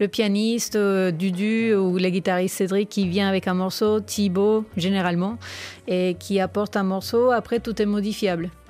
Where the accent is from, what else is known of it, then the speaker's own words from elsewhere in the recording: Bogotá, Colombia; moved away as an adult; now in France; je suis née en Colombie. ça fait 10 ans que j'habite en France.